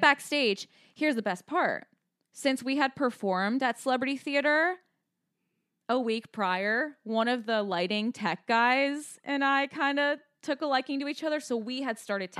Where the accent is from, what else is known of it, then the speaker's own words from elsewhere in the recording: Scottsdale, Arizona, United States; We're from Scottsdale